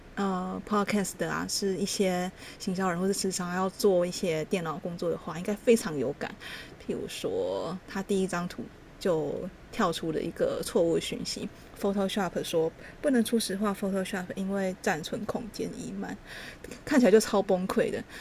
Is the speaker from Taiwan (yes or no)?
yes; Taichung, Taiwan; 因为我是台中人